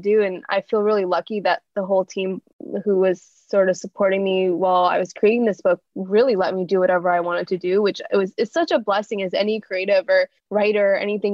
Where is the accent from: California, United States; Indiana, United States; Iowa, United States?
California, United States; growing up in an Indian household in a town in California where I was really the only Indian person that I knew